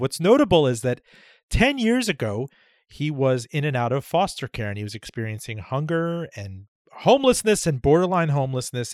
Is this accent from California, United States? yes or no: no; Miami, Florida, United States; I grew up in Miami